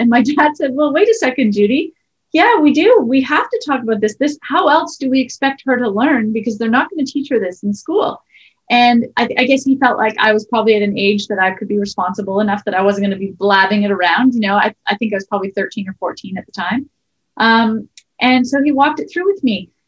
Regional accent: Sudbury, Ontario, Canada; we grew up in Sudbury

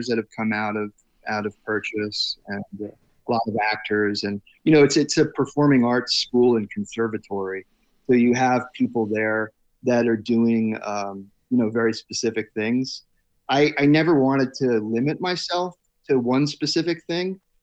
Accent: New Jersey, United States; I grew up in Central Jersey, so I was in between New York City and Philadelphia

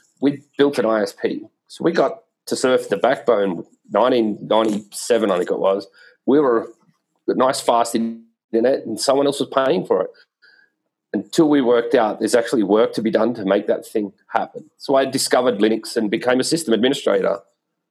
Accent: Australia; moved away as an adult; now in San Francisco, United States

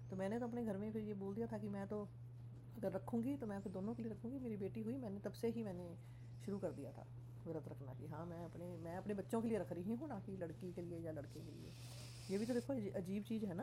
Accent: Punjab, India; मुझे तो बचपन से ही मतलब बहुत बुरी लगती थी कि जैसे लोहड़ी सेरामनी होती है जैसे हम पंजाबी हैं

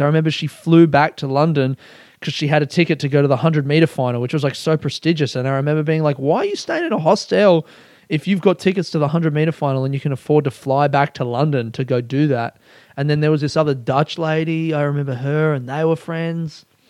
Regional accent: Adelaide, South Australia, Australia; now in Coburg, Australia; I grew up in Adelaide

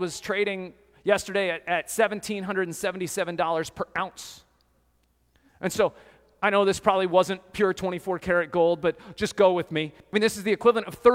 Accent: Colorado, United States; growing up in Colorado, I did lots of hiking in the mountains

